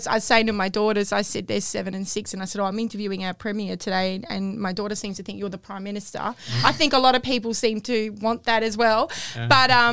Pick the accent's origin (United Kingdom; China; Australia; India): Australia; Kwinana, Western Australia; I'm from Kwinana